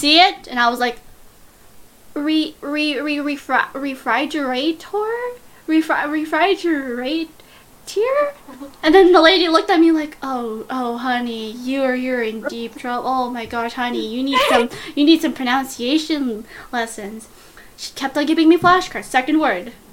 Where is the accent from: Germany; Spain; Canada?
Canada; I'm Canadian